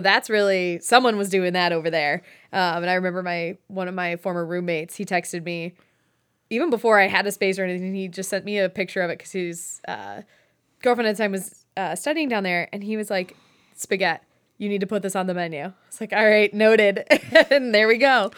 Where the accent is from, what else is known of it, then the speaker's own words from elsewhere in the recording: Westlake, Ohio, United States; moved away as an adult; also born or lived in Ithaca, New York / New York City; I grew up in Westlake, um, like, Westlake, Lakewood area